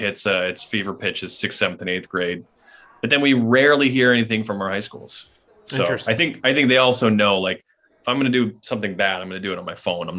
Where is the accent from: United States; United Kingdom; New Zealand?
United States; Maine; I'm from Maine.